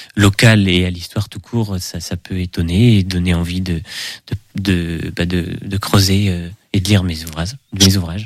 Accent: Segré, Pays de la Loire, France; also born or lived in Angers; je suis né euh, à Angers, mais j'ai toujours vécu à Segré

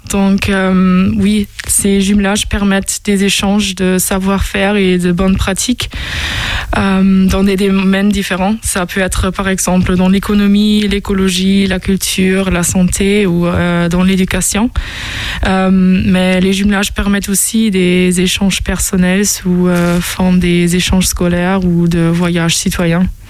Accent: Osnabrück, Lower Saxony, Germany; French is a second language; moved away as an adult; also born or lived in London, United Kingdom; now in Angers, France; je viens de Osnabrück. Euh, c'est une ville euh, qui est située dans le nord-ouest de l'Allemagne.

